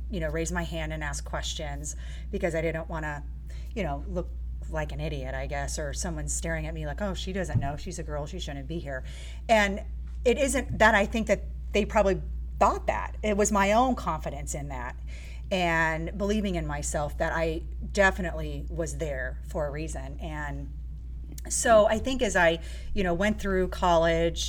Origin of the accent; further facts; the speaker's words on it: Daytona Beach, Florida, United States; I was born and raised in Daytona Beach